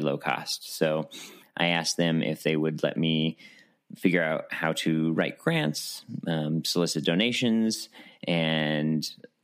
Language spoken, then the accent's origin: English; Albuquerque, New Mexico, United States; I am born and raised in Albuquerque, New Mexico